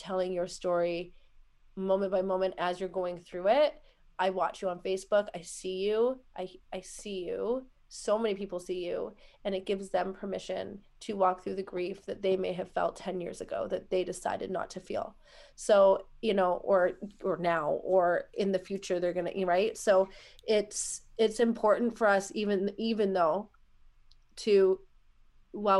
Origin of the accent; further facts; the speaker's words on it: Canada; She calls me her Canadian wife